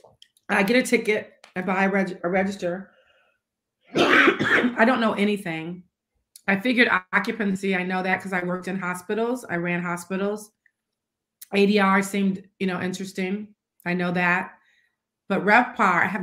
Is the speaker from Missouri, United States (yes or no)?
yes; St. Louis, Missouri, United States; moved away; also born or lived in Washington, District of Columbia, United States; I was from St. Louis, but I didn't live there